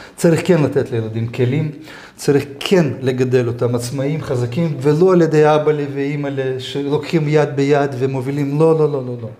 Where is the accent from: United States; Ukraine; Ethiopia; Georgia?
Georgia; אני לא נולדתי בהולנד, אני נולדתי בגיאורגיה.